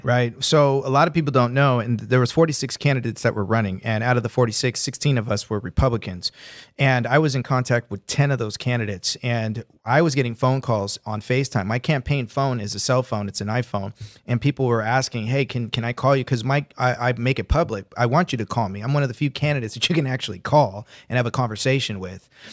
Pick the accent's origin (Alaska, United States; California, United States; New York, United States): California, United States; Santa Ana; I was born right here in California. I was ra-, I was born in Santa Ana. I was, uh, raised here.